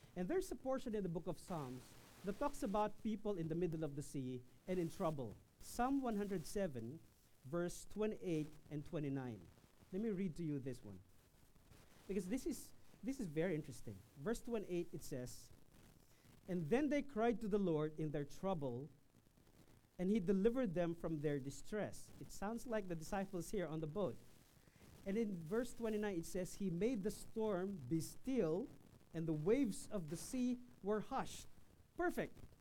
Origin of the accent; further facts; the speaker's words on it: Quezon, Philippines; from my hometown in Quezon Province